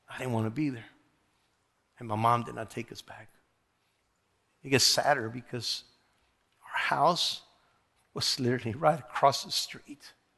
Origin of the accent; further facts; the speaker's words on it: the Rio Grande Valley, Texas, United States; also born or lived in Monterrey, Mexico; I was born in Monterrey, Mexico, okay, and was raised in the valley in, in Brown, Brown Sur, Texas.